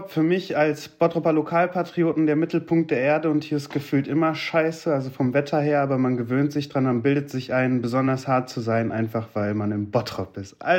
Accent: Turkey; now in Germany; Hm, ich bin auch Türke. Ich gebe die Bahncard ab.

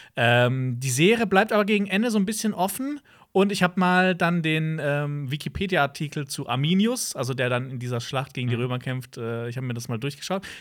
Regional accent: Freiburg region, Baden-Württemberg, Germany; moved away; in Freiburg, also ähm, so aus meiner Heimatregion

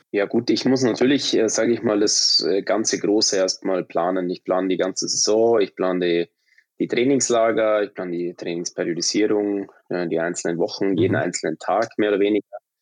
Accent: Munich, Bavaria, Germany; moved away as an adult; also born or lived in Traunstein; now in Sweden; ich bin gebürtiger Münchner tatsächlich

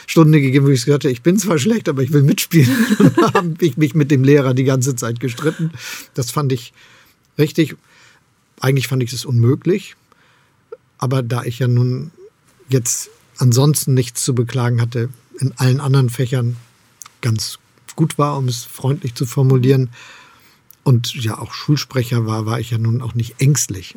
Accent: Hamburg, Germany; moved away as an adult; now in Potsdam, Germany; Ich bin gerne in Hamburg aufgewachsen und Bürgermeister gewesen. Jetzt lebe ich in Brandenburg in Potsdam.

